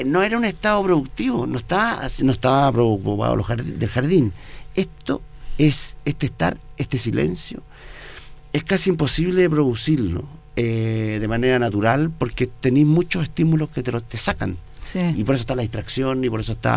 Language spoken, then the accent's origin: Spanish; Chile; soy el primer chileno en la cumbre